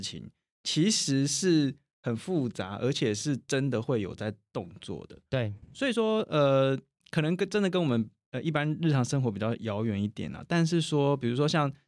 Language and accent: Chinese; Taiwan; 我们台湾人